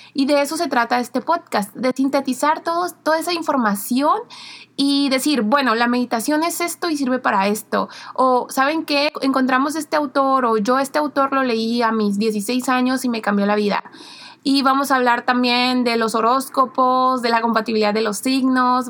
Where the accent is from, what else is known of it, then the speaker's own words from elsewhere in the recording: Mexicali, Baja California, Mexico; also born or lived in Madrid; somos de Mexicali, Baja California